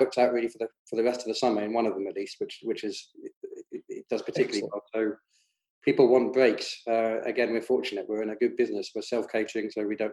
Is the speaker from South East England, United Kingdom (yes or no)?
no; London, United Kingdom; moved away as an adult; now in Scotland; I grew up in London, South London, in the 70s and 80s.